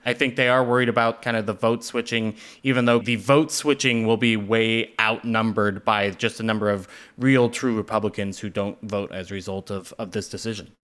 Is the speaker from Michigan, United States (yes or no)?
no; Salt Lake City, Utah, United States; as a eleven-year-old growing up in Salt Lake.